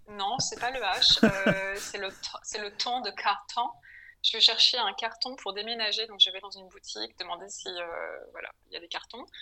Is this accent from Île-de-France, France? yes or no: yes; Paris, Île-de-France, France; moved away as an adult; also born or lived in Berlin, Germany; now in Hamburg, Germany; je suis française, j'ai grandi en France à Paris